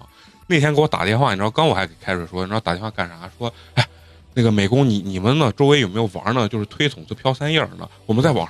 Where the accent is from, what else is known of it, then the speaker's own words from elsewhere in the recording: Xi'an, Shaanxi, China; moved away as an adult; now in Beijing, China; 我家老家是西安的。来北京没多长时间，